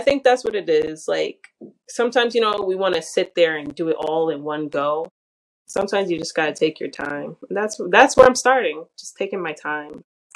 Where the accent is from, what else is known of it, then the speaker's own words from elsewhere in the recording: New York City, New York, United States; I'm from the Bronx